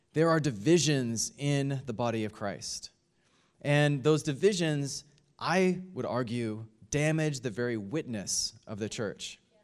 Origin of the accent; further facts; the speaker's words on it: United States; my home country of the United States